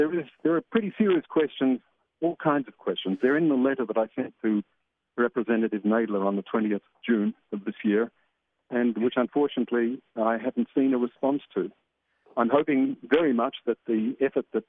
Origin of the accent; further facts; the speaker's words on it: Australia; moved away as an adult; now in Israel; I'm from Australia